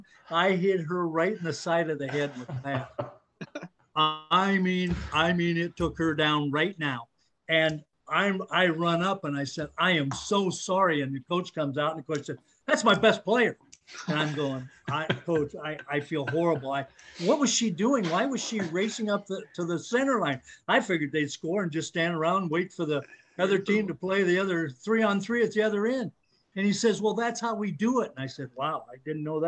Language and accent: English; Algona, Iowa, United States; when we grew up in Algona